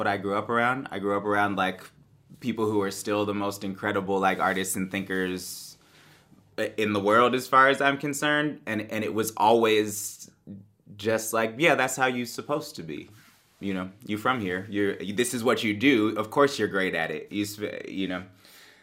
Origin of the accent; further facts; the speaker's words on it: Bay Area, California, United States; Bay Area that I grew up